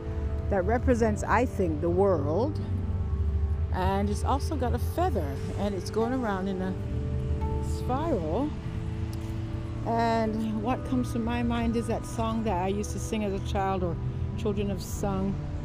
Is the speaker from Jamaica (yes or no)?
yes; Jamaica; also born or lived in England; Who would have thought I was born in England? Can you believe that? And I've gotten all these clothes. I guess having to transition from England to Jamaica to live as a child. I went there at 10 years old